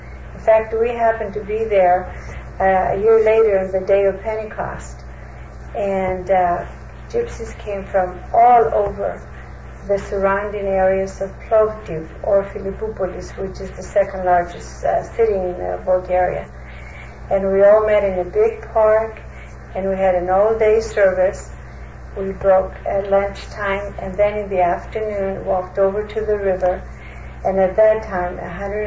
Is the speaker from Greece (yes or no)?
yes; Greek Macedonia, Greece; accent: Pontian; now in United States; I speak fluent Greek because I was born and raised in Greek Macedonia, and English. I speak a very distinct Greek dialect called the Pontian dialect of Greek